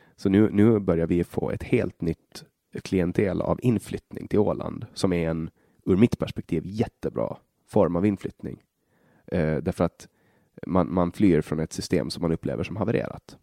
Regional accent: Sweden; från där jag kommer ifrån

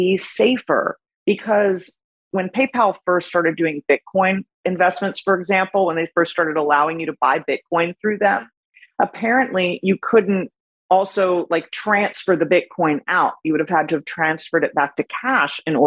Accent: Miami, Florida, United States

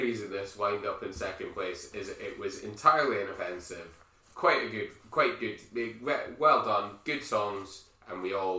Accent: United Kingdom; Because we're British, we know how to queue.

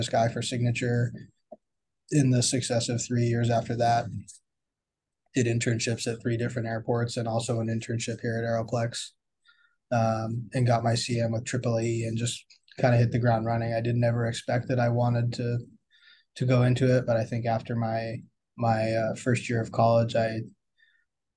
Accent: Seal Beach, California, United States; also born or lived in Burlington, Vermont; I am from Seal Beach, California. I grew up in this area

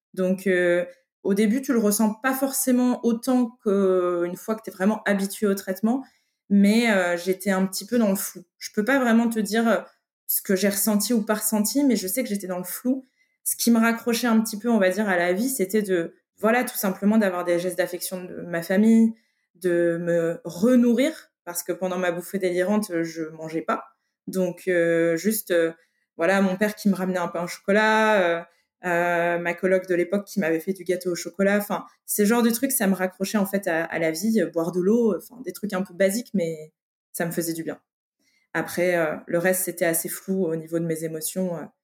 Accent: Lille, Hauts-de-France, France; je viens du nord de la France. J'ai grandi en ville, à Lille.

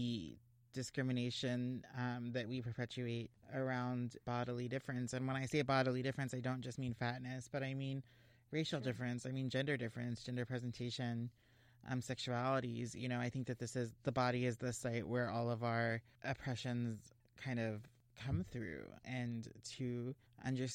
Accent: Texas, United States; moved away as an adult; now in California, United States; I grew up in Texas and I lived in Texas all my life

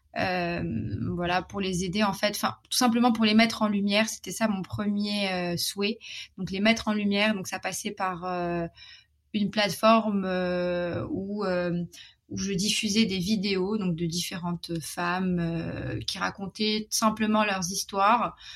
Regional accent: Morocco; moved away as an adult; also born or lived in Paris, France / London, United Kingdom / Shanghai, China; je suis marocaine, j'ai grandi au Maroc

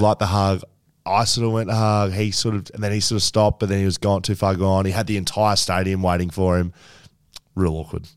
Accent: Geelong, Victoria, Australia; I grew up in Geelong

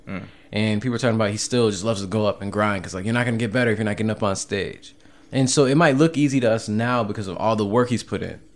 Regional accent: Cleveland, Ohio, United States; moved away; also born or lived in Seattle; I come from Cleveland. I lived in Seattle the last decade

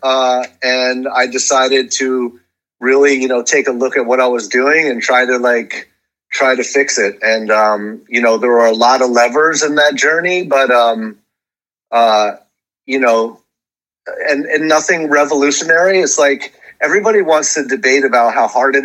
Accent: Hudson River, 60 miles north of New York City, United States; I grew up on the on the Hudson River, 60 miles north of the city

